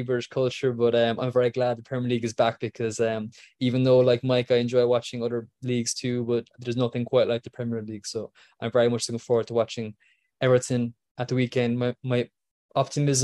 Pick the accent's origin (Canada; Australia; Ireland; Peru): Ireland; I'm Irish